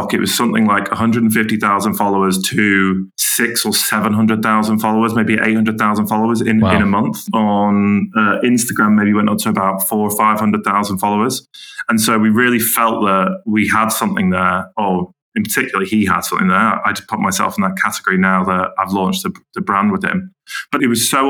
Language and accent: English; Manchester, North West England, United Kingdom; also born or lived in Camden, London / Ealing, London; now in Teddington, United Kingdom; I'm from Manchester